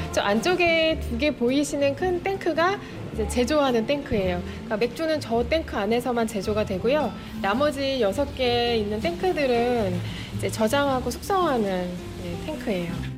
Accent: South Korea; 제가 사실 요 동네 토박이에요

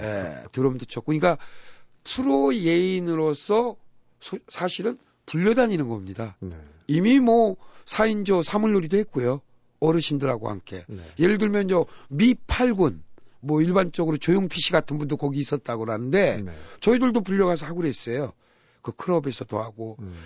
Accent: Buyeo, South Chungcheong, South Korea; moved away; 우리 고향 충남 부여에

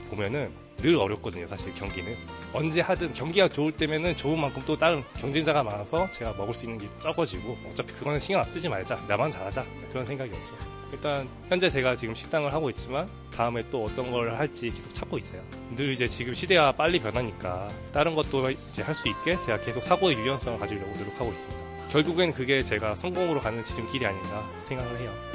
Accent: Changwon, South Gyeongsang, South Korea; 저는 창원에서 온

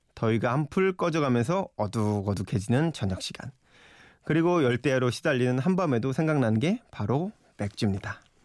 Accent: Yeoju, Gyeonggi Province, South Korea; moved away; 제 고향 여주 친구 모임에

